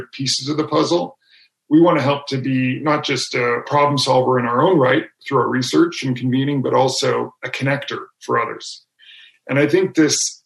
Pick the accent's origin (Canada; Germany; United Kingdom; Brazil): Canada; my home country of Canada